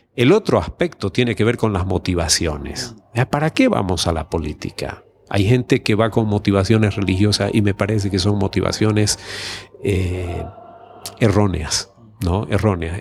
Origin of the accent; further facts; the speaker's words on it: Santa Cruz de la Sierra, Santa Cruz, Bolivia; la ciudad de donde yo soy, de Santa Cruz de la Sierra